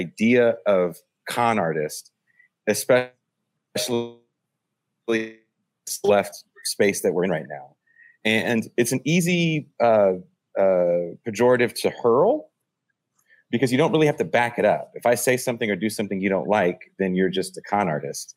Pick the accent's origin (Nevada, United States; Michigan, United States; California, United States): California, United States; San Francisco Bay Area; I'm from California. I'm from the San Francisco Bay Area.